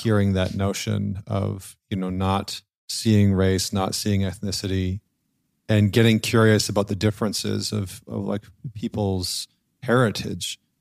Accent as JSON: {"language": "English", "region": "northern Alberta", "country": "Canada", "tie": "born or raised there", "said": "I grew up in northern Alberta, in Canada"}